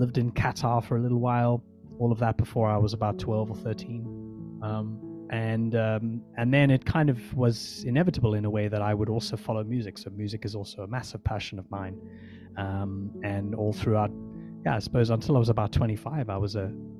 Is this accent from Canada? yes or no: no; South Africa; I was born in South Africa